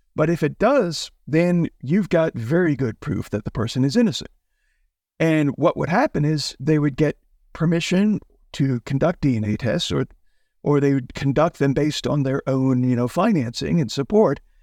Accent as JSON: {"language": "English", "town": "Houston", "region": "Texas", "country": "United States", "tie": "born or raised there", "said": "I grew up in Houston, Texas"}